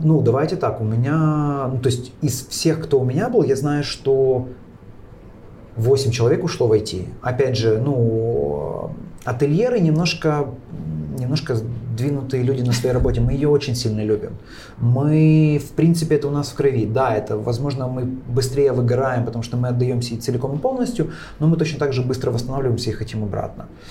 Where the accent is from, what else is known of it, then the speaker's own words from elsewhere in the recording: Kyiv, Ukraine; как киевлянин я могу сказать